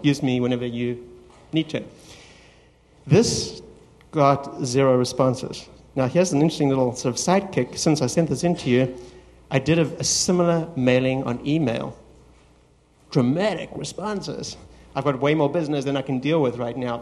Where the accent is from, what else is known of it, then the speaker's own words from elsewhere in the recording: South Africa; moved away as an adult; also born or lived in Los Angeles, United States; now in United States; came to the United States from my home country, South Africa, to do my MBA